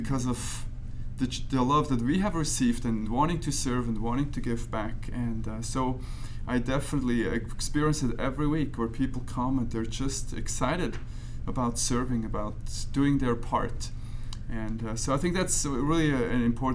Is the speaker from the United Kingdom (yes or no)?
no; Switzerland; moved away as an adult; now in United States; I grew up in Switzerland